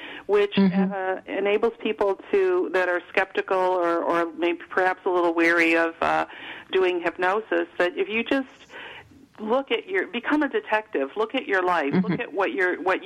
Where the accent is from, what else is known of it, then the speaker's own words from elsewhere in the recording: Chicago, Illinois, United States; moved away as an adult; now in Virginia, United States; I grew up in Chicago, but that never felt like home to me